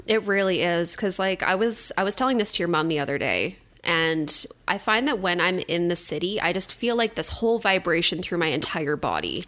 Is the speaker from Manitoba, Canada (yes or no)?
no; suburb of Edmonton, Alberta, Canada; moved away as an adult; now in Cold Lake, Canada; I grew up in a suburb of Edmonton